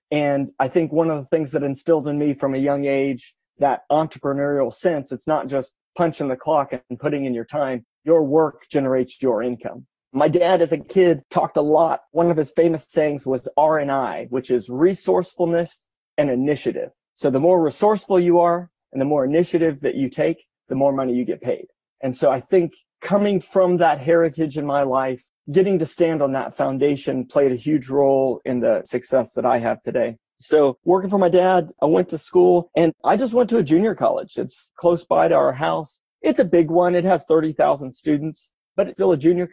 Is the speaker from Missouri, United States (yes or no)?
yes; Kansas City, Missouri, United States; grew up in Kansas City.